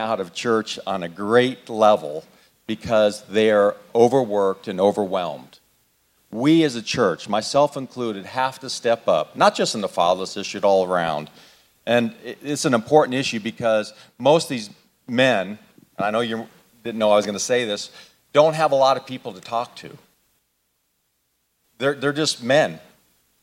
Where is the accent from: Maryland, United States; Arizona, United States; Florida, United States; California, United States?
Arizona, United States; moved away; I was born and raised in Arizona